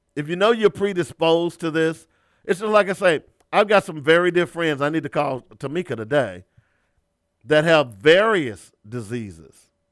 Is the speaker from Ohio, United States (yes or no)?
no; Little Rock, Arkansas, United States; I grew up in Little Rock